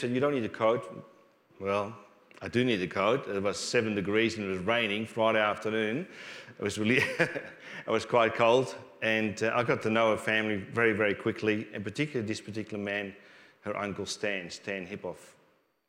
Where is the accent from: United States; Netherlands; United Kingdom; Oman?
Netherlands; now in Australia; I grew up in Holland